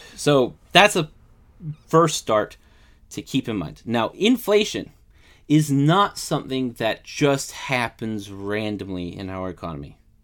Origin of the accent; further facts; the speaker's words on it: United States; I'm American